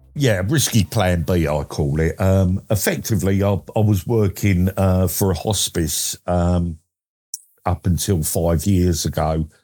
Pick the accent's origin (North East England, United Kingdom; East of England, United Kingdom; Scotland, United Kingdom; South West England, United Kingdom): East of England, United Kingdom; Essex; I'm from Essex in England